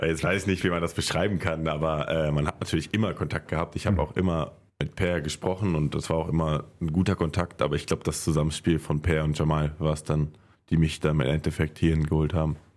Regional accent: Haldern, North Rhine-Westphalia, Germany; Das ist halt mein Heimatdorf. Ich komme ursprünglich aus Haldern.

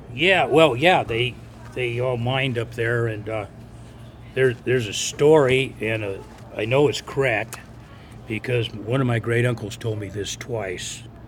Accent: Lovelock, Nevada, United States; from Lovelock, and my family's been here probably since the eighteen seventies

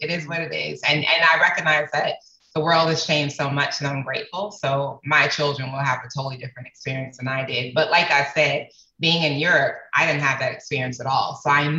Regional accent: Atlanta, Georgia, United States; also born or lived in Rotterdam, Netherlands / Germany; I was raised in Atlanta, Georgia, but I was also raised in Rotterdam, Holland. And I was made in Germany. I spent my first year of life in Germany.

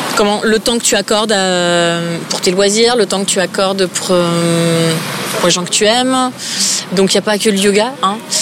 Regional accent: Épinal, Grand Est, France; moved away as an adult; also born or lived in Nancy; now in Paris, France; je viens de pas tout à fait de Nancy, mais d'Épinal

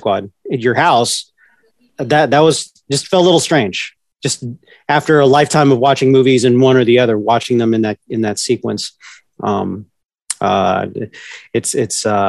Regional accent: Northern Virginia, United States; Growing up in Northern Virginia, I was a half hour away from the big city urban side of DC

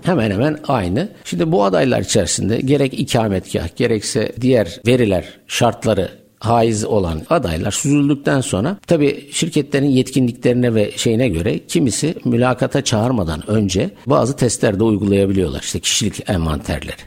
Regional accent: Adana, Turkey; moved away as an adult; also born or lived in Ankara; bin dokuz yüz yetmiş dört Adana, güzel Adana'da dünyaya geldim.

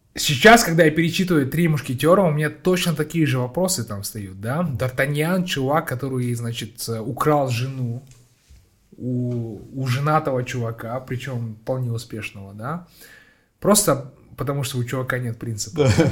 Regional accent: Petropavl, North Kazakhstan Region, Kazakhstan; я сам просто родом из Петропавловска, да. с, я сам самого севера Казахстана

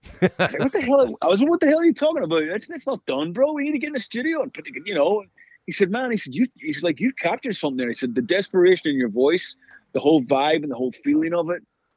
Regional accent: Belfast, Northern Ireland, United Kingdom; moved away; We grew up in Belfast in the 70s and 80s with all the craziness going on.

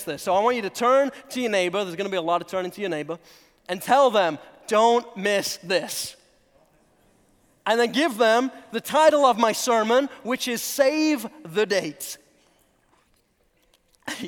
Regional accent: England, United Kingdom; also born or lived in North Carolina; now in United States; I'm originally from England

